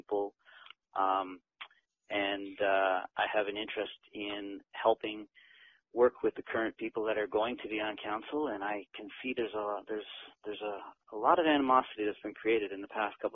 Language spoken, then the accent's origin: English; Kippens, Newfoundland and Labrador, Canada; I'm originally from Kippens, raised here.